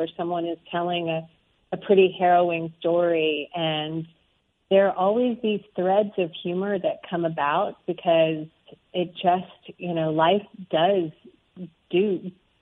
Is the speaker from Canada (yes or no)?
no; Arkansas, United States; moved away; I grew up in the South. I grew up in Arkansas.